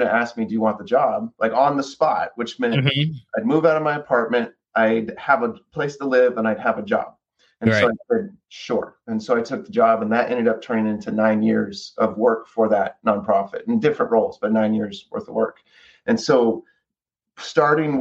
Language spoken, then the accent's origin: English; 40 minutes south of Fresno, California, United States; I was about 40 minutes south of Fresno, California. So born and raised on an orange farm